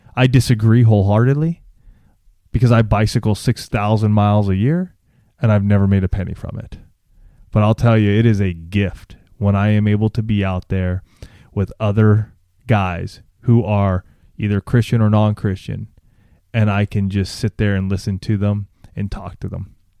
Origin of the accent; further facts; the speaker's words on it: Banning, California, United States; also born or lived in Orange County, California; my folks actually still live in this town called Banning, and that's where I grew up and graduated from high school.